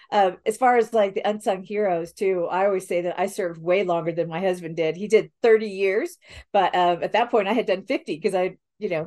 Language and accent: English; Spain; I didn't, when I was growing up, I really didn't hear because I grew up mostly in Spain and wasn't around like cousins or grandparents or whatever to take you to church.